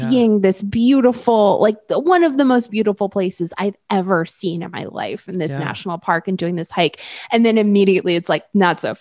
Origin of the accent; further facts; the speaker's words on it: New York, United States; moved away as an adult; also born or lived in Vermont; this wasn't part of my childhood growing up in New York